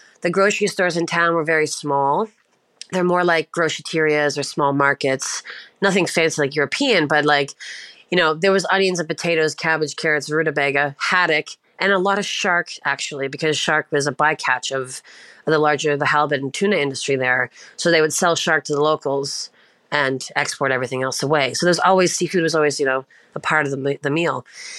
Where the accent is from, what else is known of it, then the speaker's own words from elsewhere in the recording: Prince Edward Island, Canada; I'm currently located in Ontario, but I'm from the east coast of Canada. I'm from Prince Edward Island, which is like the smallest island in Canada